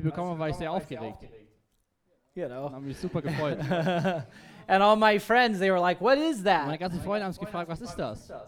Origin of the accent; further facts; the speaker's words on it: California, United States; But I grew up in Southern California.